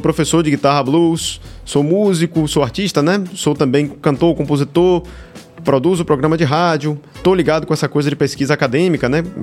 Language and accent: Portuguese; Salvador, Bahia, Brazil; sou soteropolitano aqui, que nem vocês, né? Nasci aqui em Salvador